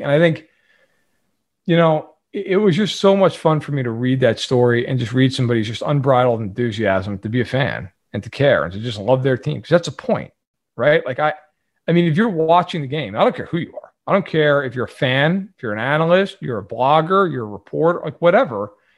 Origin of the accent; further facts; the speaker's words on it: New York, United States; I'm sure can tell by my voice, I am not from Kansas City. I am, I'm from New York